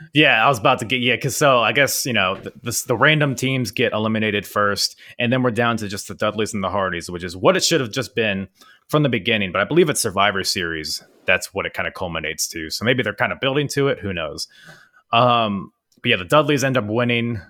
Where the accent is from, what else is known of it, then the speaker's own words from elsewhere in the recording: United States; here in America